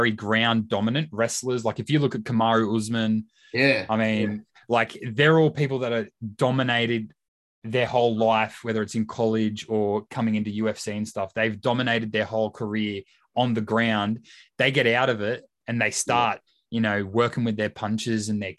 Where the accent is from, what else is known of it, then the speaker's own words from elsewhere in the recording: Australia; I'm Australian